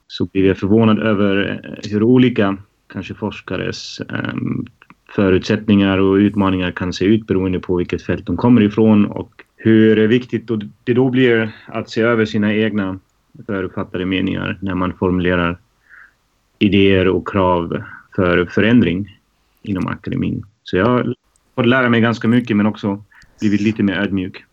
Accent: Germany; now in Stockholm, Sweden; jag är född och uppvuxen i Tyskland

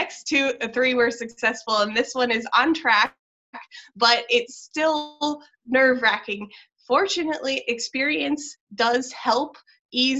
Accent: Michigan, United States; now in Los Angeles, United States; I'm from Michigan

